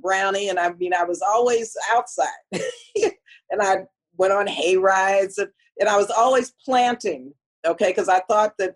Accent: El Paso, Texas, United States; my growing up in El Paso, Texas

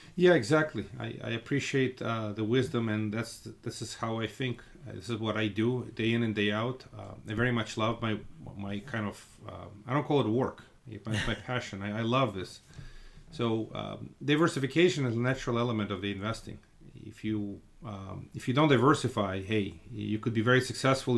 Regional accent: Russia; now in Brooklyn, United States; I come from Russia

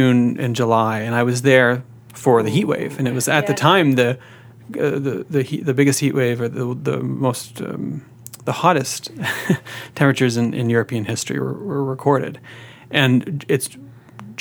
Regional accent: Peterborough, Ontario, Canada; also born or lived in Vancouver; now in Ottawa, Canada; I'm from Peterborough. But I lived in Vancouver for 8 years.

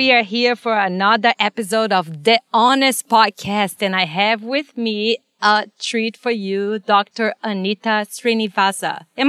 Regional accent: Brazil; But I come from Brazil. So it's a third world country, like, similar to India.

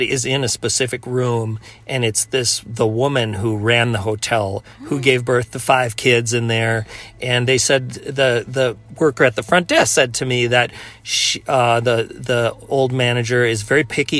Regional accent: Minneapolis, Minnesota, United States; I'm from Minneapolis

